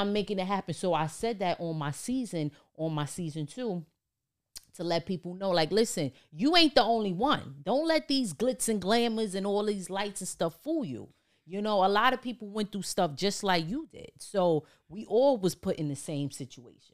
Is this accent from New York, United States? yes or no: yes; New York City, New York, United States; growing up in Harlem, the Bronx, New York